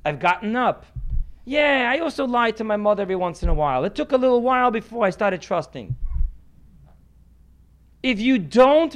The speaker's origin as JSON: {"language": "English", "country": "United States", "said": "I'm American"}